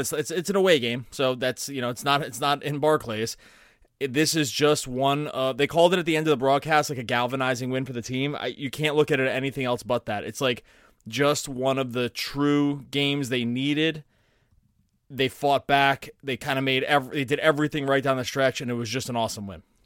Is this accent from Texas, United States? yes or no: no; Philadelphia, Pennsylvania, United States; growing up in Philadelphia